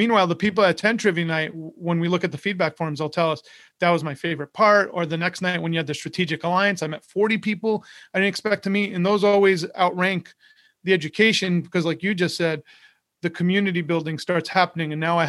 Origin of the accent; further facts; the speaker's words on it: New York, United States; moved away; So when I first moved to Florida, I grew up in New York, and I moved to Florida, I didn't know anyone.